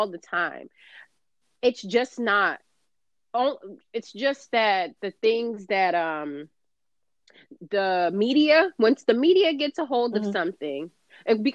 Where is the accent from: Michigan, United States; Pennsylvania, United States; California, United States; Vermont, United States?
California, United States; now in New Jersey, United States; I grew up in California